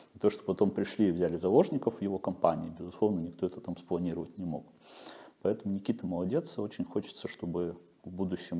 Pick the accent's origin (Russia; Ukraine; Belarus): Belarus; moved away; я белорус